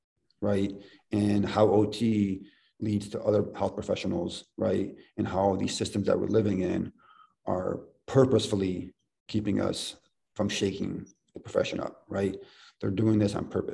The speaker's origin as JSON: {"language": "English", "region": "Ohio", "country": "United States", "tie": "born or raised there", "moved": "yes", "said": "We're born and raised in Ohio"}